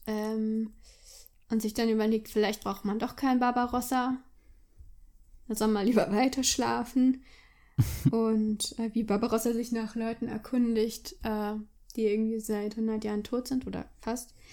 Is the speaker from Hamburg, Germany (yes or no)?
yes; Hamburg, Germany; Ich bin in Hamburg aufgewachsen